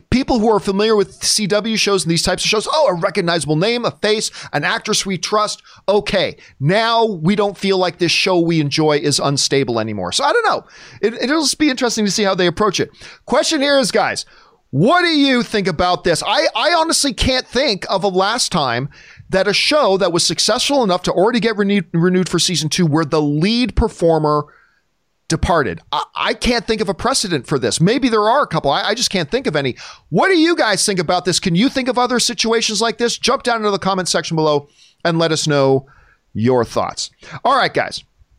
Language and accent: English; Indianapolis, Indiana, United States; Especially growing up in Indianapolis, not far from Bloomington.